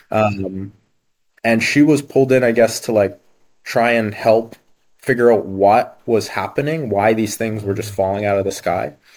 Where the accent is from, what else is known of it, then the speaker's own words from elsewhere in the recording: Halifax, Nova Scotia, Canada; also born or lived in Ukraine; So I was born in Ukraine originally. Yeah, born in Ukraine, and then mm. my parents moved to Canada um, with very little money and uh, yeah, made a new start basically. I think I was about three years old and we moved to the east coast of Canada, um, Halifax, Nova Scotia